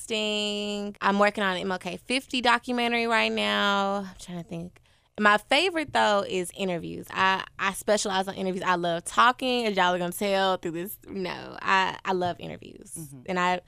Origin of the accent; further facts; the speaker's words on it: Oceanside, California, United States; now in Memphis, United States; I'm from Oceanside.